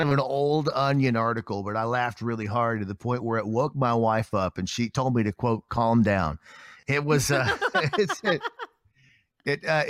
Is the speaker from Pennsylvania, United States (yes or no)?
no; Appalachia, Kentucky, United States; moved away as an adult; also born or lived in Lexington, Kentucky; now in Springfield, United States; Like, I grew up in a trailer in Appalachia